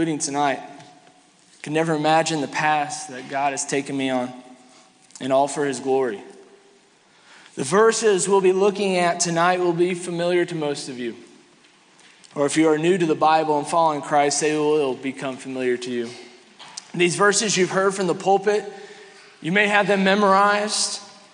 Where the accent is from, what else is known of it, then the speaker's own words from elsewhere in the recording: Kansas City, Missouri, United States; moved away as an adult; now in Ocala, United States; I grew up in here. I grew up in Kansas City. I graduated from Raytown South in 2005